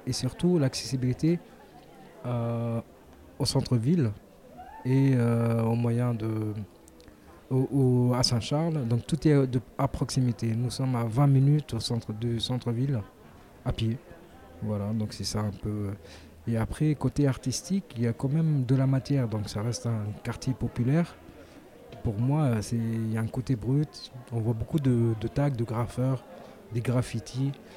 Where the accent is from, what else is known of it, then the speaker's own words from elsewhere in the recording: Tunisia; now in Marseille, France; je suis originaire de la Tunisie